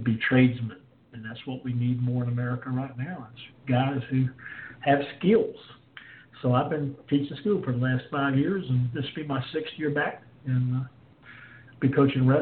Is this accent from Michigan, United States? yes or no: no; Salisbury, North Carolina, United States; also born or lived in Kings Mountain, North Carolina; had a chance to coach wrestling at a high school in my hometown. So I went back to Salisbury